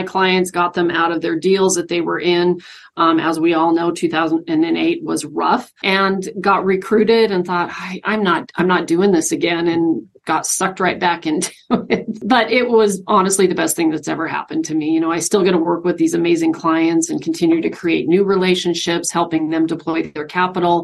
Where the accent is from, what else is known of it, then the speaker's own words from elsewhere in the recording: Spokane, Washington, United States; moved away as an adult; now in Idaho, United States; I'm actually originally from Spokane, grew up in Spokane, you know, went to high school and all that good stuff